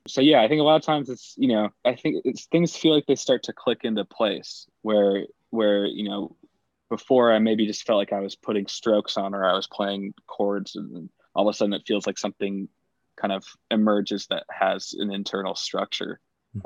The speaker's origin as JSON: {"language": "English", "country": "Spain", "tie": "born or raised there", "said": "I grew up with in Spain"}